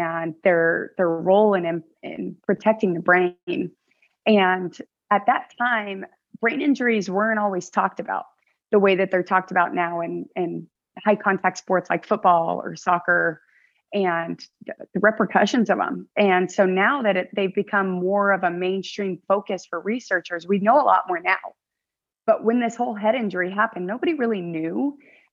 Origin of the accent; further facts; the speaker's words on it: United States; I'm a Filipino American